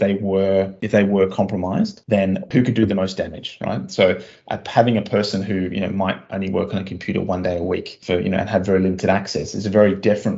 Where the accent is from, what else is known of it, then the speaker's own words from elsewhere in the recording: Australia; moved away; my home country of Australia